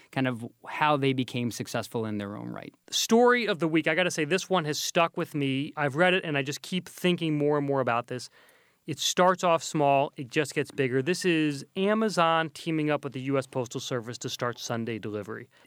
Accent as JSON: {"language": "English", "region": "Kentucky", "country": "United States", "tie": "born or raised there", "moved": "yes", "lives_now": "New York City, United States", "said": "We grew up in Kentucky, uh, surrounded by business, I would say, well, surrounded by horses and business. and bourbon. And we uh, both live in New York City."}